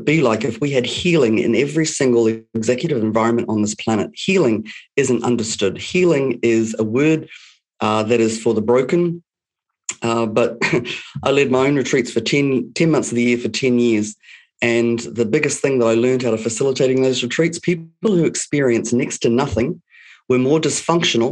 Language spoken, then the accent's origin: English; New Zealand; also born or lived in Canada; I was brought up in New Zealand, one of the most amazing places on the planet